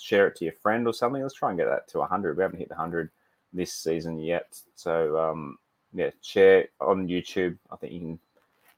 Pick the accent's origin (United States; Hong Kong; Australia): Australia; Terrigal, New South Wales; Terrigal's good. That's my hometown